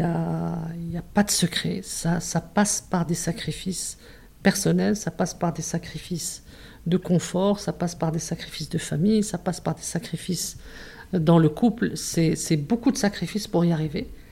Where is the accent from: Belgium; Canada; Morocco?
Morocco; Casablanca, Casablanca-Settat; also born or lived in Tangier / Marrakesh / Toulouse; on est arrivé à Casa, je devais avoir 8-9 euh, ans. Et je suis restée à Casa donc depuis ce moment-là